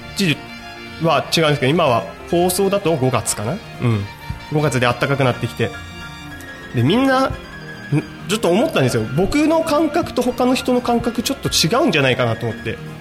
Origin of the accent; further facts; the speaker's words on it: home area of the Shimotsuke Shimbun, Tochigi, Japan; うちの地元の下野新聞